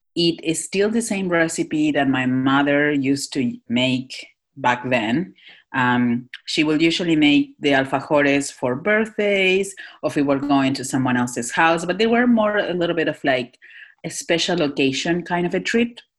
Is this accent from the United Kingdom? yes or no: no; Northwest Argentina, Argentina; moved away as an adult; now in Philadelphia, United States; I'm uh, born and raised in Northwest Argentina.